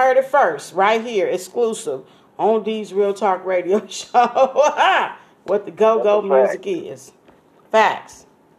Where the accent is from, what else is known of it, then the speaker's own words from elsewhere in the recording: the West, United States; because you're from the South and I'm from the West, maybe we call it something different.